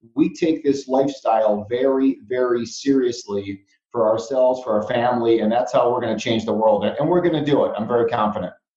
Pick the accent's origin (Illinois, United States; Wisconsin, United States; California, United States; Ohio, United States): Illinois, United States; Chicago; I grew up in Chicago, deep dish pizza, Italian beef sandwiches, hot dogs, all that kind of stuff.